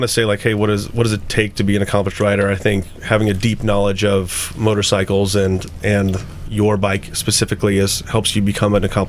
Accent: Omaha, Nebraska, United States; now in San Francisco, United States; So, I grew up in Millard.

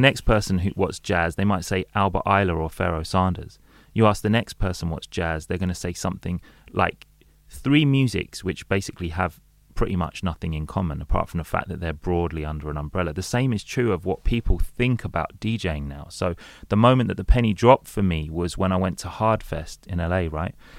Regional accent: London, United Kingdom; I'm, I'm from London and I grew up in London

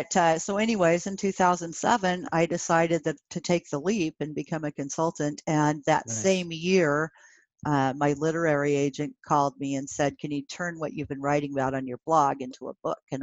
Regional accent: Pennsylvania, United States; I grew up in Pennsylvania.

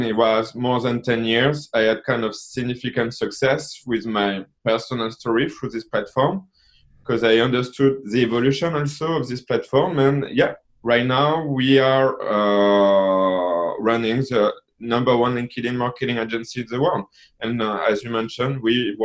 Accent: France; accent: French; I'm from France because of my accent

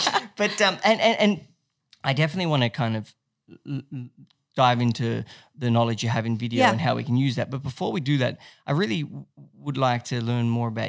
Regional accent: Texas, United States; I'm from Texas, but I've also got like, I went to college in like, you know, I went to USC.

